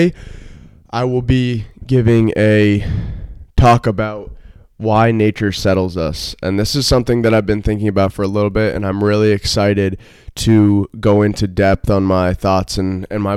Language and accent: English; Vermont, United States; moved away; I'm from Vermont, so I've always been from nature